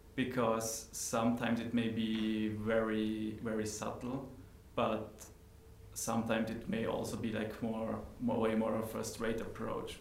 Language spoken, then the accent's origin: English; Austria; moved away as an adult; now in Netherlands; I come from Austria and I moved to the Netherlands four years ago.